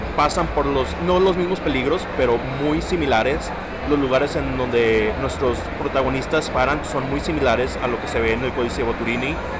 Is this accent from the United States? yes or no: yes; San Antonio, Texas, United States; soy de San Antonio, Texas